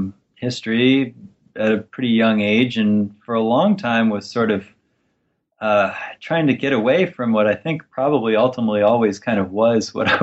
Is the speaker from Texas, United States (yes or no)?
no; West Virginia, United States; I grew up in West Virginia in a deindustrializing city, a place that by the time I was growing up was maybe 18,000 residents, had been shrinking every census since World War II.